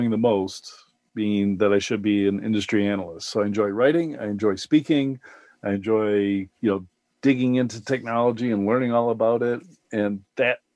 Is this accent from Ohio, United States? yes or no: no; Madison, Wisconsin, United States; my hometown, Madison, Wisconsin